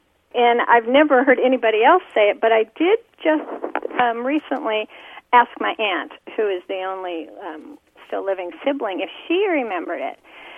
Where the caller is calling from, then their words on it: San Diego, California, United States; I'm calling from San Diego, California.